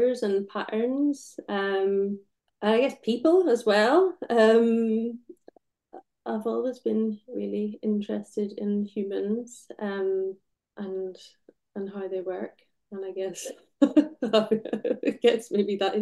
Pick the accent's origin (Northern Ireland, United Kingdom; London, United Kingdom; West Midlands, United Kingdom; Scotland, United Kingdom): Northern Ireland, United Kingdom; Belfast; now in North of England, United Kingdom; So I grew up in Belfast. Was born in 1980